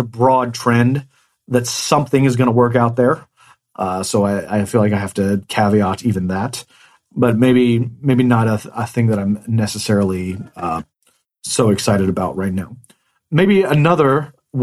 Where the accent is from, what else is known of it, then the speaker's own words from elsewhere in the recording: Economy, Indiana, United States; moved away; I grew up in a town of 168 people. And so a very, very small town called Economy, mm-hmm. Indiana